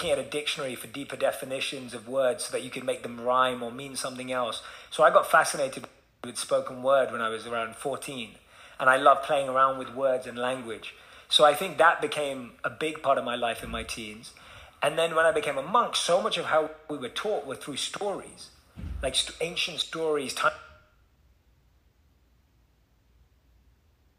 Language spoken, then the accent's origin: English; London, United Kingdom; moved away; Being born and raised in London, I was just like, how does this connect to that 18-year-old kid in London that I used to be?